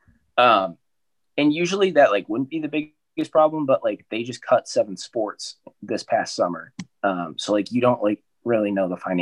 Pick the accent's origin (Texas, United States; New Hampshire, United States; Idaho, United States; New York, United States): New Hampshire, United States; I'm from New Hampshire